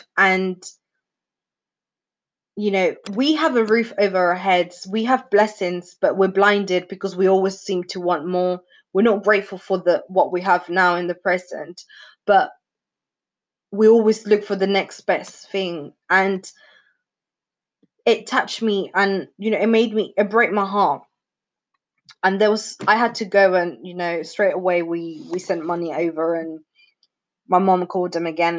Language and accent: English; Venezuela; moved away; I'm from South America, if you guys didn't know. Venezuela.